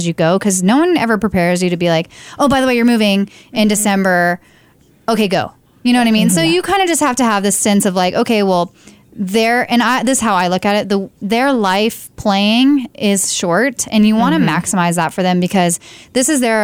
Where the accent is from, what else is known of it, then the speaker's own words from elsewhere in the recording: the South, United States; now in New Mexico, United States; I'm from the South, so football was kind of like tried and true for me